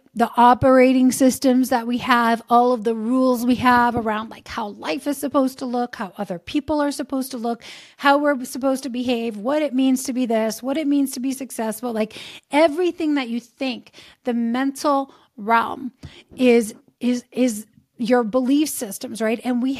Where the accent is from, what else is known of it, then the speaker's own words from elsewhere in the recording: Lazio, Italy; I grew up in just outside of Rome, Italy, in near the Pope's summer residence